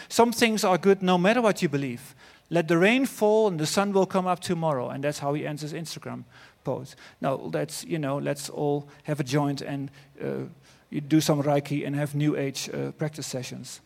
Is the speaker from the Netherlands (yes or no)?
yes; Netherlands; accent: Dutch; English is a second language; my Dutch accent